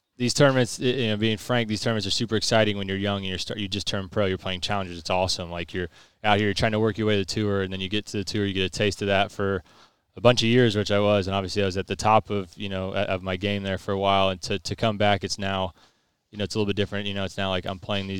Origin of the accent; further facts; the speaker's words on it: United States; Being American